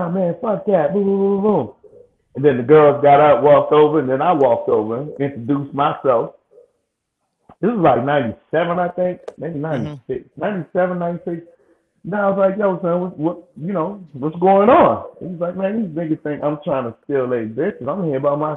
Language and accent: English; Jamaica; I'm Jamaican